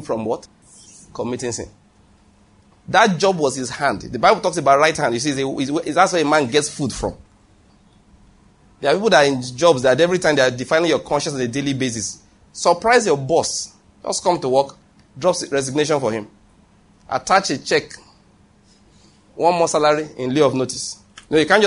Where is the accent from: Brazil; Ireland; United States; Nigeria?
Nigeria; I'm a Nigerian preacher